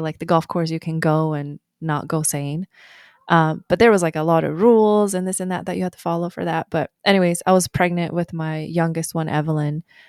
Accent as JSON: {"language": "English", "country": "Sweden", "tie": "born or raised there", "moved": "as an adult", "said": "I was born in Sweden"}